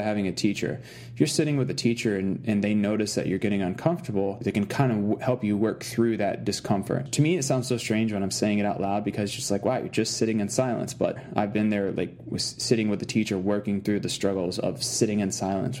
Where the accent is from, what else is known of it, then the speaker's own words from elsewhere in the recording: Arkansas, United States; I grew up in Arkansas, and like the first 10 years of my life, I lived way out in the woods